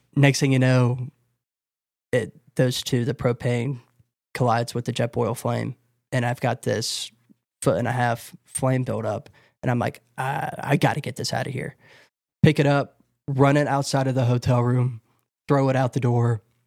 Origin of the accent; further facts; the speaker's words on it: North Carolina, United States; I just entered into my home state